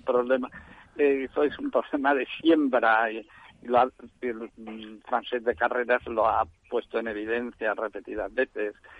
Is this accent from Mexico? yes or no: no; Valencian Community, Spain; now in Barcelona, Spain; yo soy valenciano y vine a Barcelona año 72